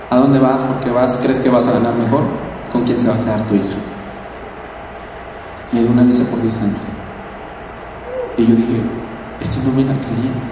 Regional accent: Mexico; ver tu país allá al frente y decir, yo vengo de México. Yo soy de esa gente que se estira y que paga el precio para tener sus sueños.

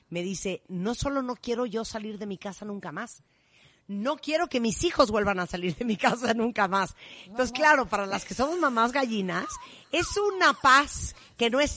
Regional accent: northern Mexico, Mexico; Yo soy norteña y siempre he querido hacer los mejores mariscos

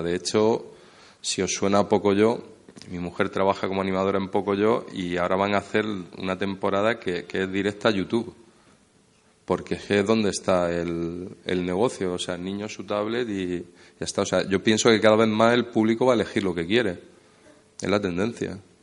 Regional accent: Motril, Andalusia, Spain; moved away; also born or lived in Madrid; yo soy de Motril

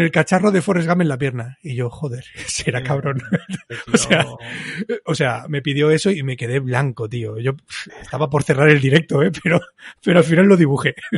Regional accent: Barcelona, Catalonia, Spain; He nacido en Barcelona, vivo en Barcelona, pues soy del Barça

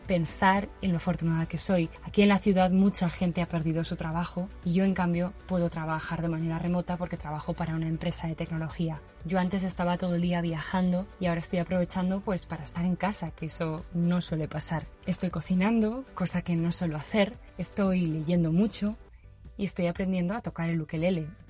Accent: Valencia, Valencian Community, Spain; moved away as an adult; now in San Francisco, United States; soy de Valencia y vivo en San Francisco desde hace casi tres años

